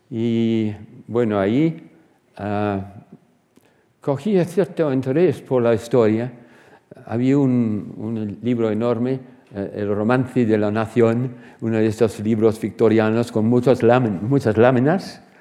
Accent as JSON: {"language": "Spanish", "area": "Surrey", "region": "South East England", "country": "United Kingdom", "tie": "born or raised there", "also_born_or_lived": "Reading", "second_language": "Spanish", "said": "Y así nací en Reading, pero después de dos o tres años nombraron a mi padre como ah, director de un nuevo colegio para niños de 7 eh, hasta 12 o 13 años en el condado de Surrey, unas 20 millas de, Londres."}